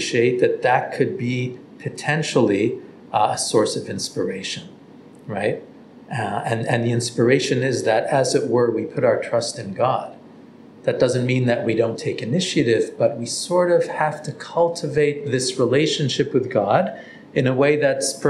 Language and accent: English; Toronto, Ontario, Canada; now in Israel; I grew up in Toronto